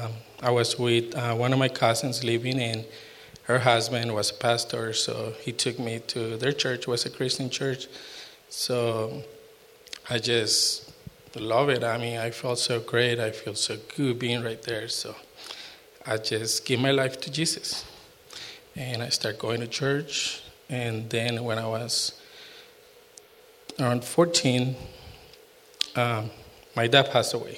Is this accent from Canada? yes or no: no; Costa Rica; now in United States; I'm from Costa Rica